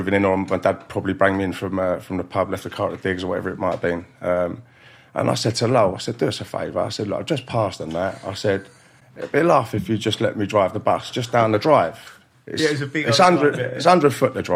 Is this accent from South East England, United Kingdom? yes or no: no; London, United Kingdom; I was brought up in West London, and my parents had a pub in Hounslow